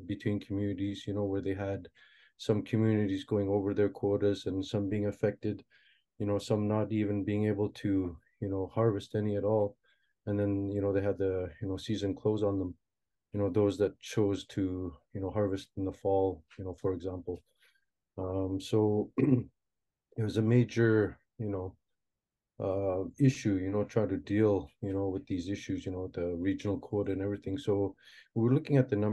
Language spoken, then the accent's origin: English; Inukjuak, Quebec, Canada; also born or lived in Moose Factory, Ontario; brought up here in Inuktitut, and I've done most of my schooling here